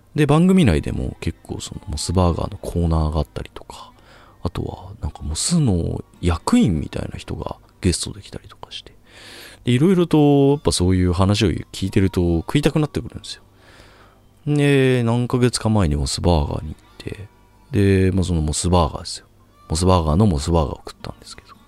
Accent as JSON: {"language": "Japanese", "region": "rural Chiba", "country": "Japan", "tie": "born or raised there", "moved": "as an adult", "lives_now": "Tokyo, Japan", "said": "僕は千葉の田舎出身"}